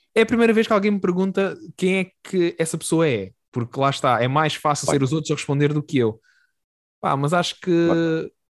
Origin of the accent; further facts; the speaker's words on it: Algarve, Portugal; now in Lisbon, Portugal; tanto tu como eu somos do Algarve, de zonas é muito parecidas, é e inclusive aqui em Lisboa morávamos literalmente a um minuto um do outro